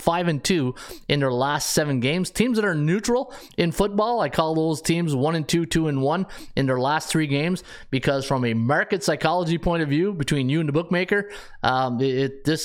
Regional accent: Canada; Being Canadian

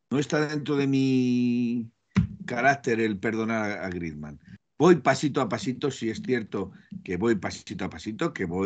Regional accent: Aragon, Spain; also born or lived in Madrid; Yo sé que soy cabezón, que soy de Aragón, bueno, los de Aragón me consideran de Madrid, los de Madrid me consideran de Aragón

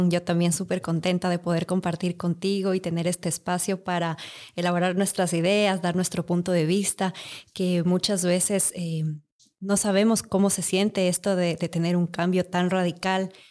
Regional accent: Quito, Pichincha, Ecuador; moved away as an adult; now in Costa Rica; tengo un hijo de cinco años. Estoy acá por el trabajo de mi esposo. Soy de Ecuador, de Quito, y nos movimos hace tres años.

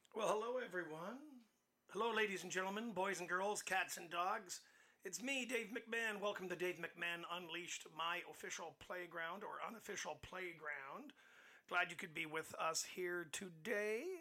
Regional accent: Hamilton, Ontario, Canada; I was born in Hamilton, but I was born at St. Joe's

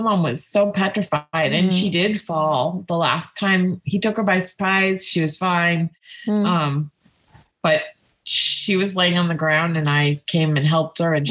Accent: California, United States; moved away; also born or lived in New York; I'm from California

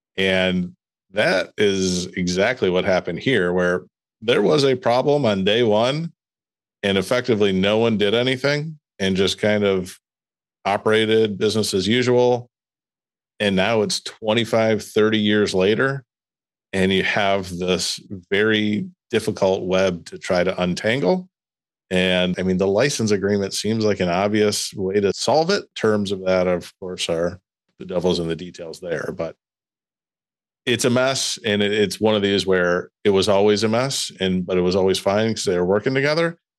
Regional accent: Midwest, United States; accent: Midwestern; also born or lived in East Lansing

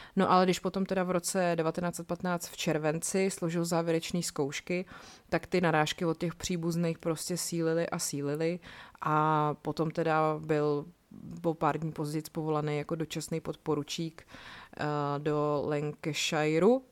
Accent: Czechia; tady u nás v Čechách

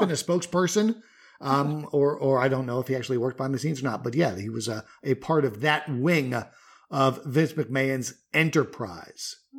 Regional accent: New York, United States; moved away as an adult; now in North Carolina, United States; when I was a kid growing up in New York

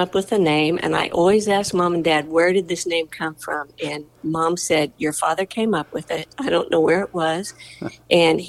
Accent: Kansas City, Missouri, United States; also born or lived in Amarillo, Texas; we moved to Kansas City when I was 10, and from Amarillo, Texas. I was born in Amarillo

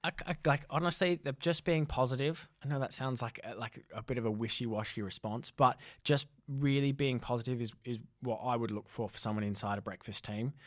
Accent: Australia; also born or lived in North East England; now in United Kingdom; I'm from Australia

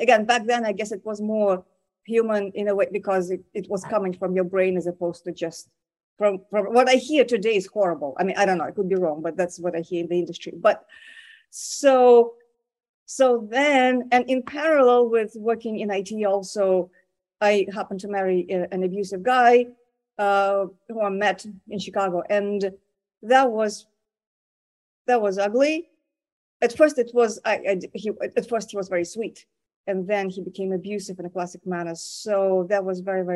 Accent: Moscow, Russia; now in United States; I was born and I was raised in Moscow

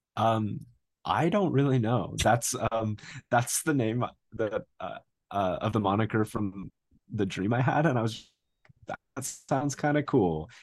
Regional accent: Phoenix, Arizona, United States; now in Flagstaff, United States; I grew up in Phoenix, and then I moved here, uh, for, for college

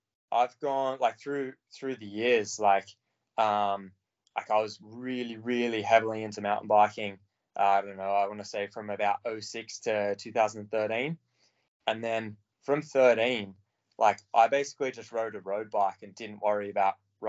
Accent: Australia; moved away; as an Aussie

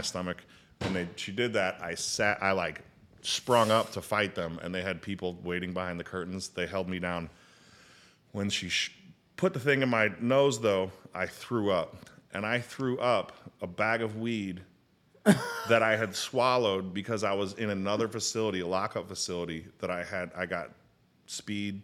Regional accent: St. Louis, Missouri, United States; also born or lived in England / Arizona / China; My dad was in the military. I was born in England. And I, um, moved in, I was in England. We moved to Arizona. And then, uh, moved to Saint Louis

